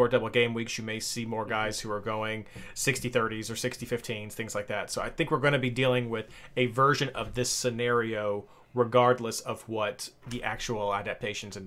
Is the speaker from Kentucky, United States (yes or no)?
yes; Kentucky, United States; I do say derby, not darby, because I'm from Kentucky